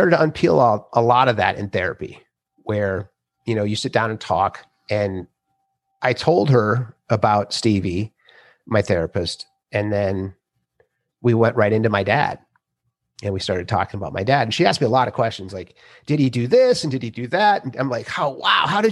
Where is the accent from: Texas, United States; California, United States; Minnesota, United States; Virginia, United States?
Minnesota, United States; I'm 54. I grew up in Minnesota